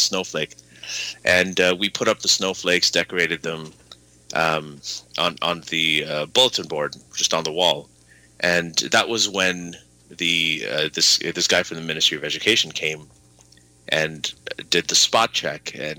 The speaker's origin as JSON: {"language": "English", "town": "Riyadh", "region": "Riyadh Province", "country": "Saudi Arabia", "tie": "born or raised there", "also_born_or_lived": "Libya / Pakistan", "said": "So we lived there for several years. And then after that, we grew up. I grew up in Riyadh, Saudi Arabia, mainly. So that's where, you know, I spent my teens, high school, and so on. And then I went back to Pakistan."}